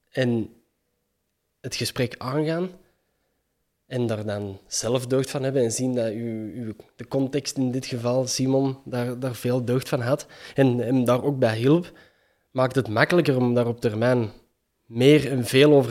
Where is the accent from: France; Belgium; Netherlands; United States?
Belgium; Antwerp; accent: Kempisch; En als mijn Kempisch dialect misschien wat...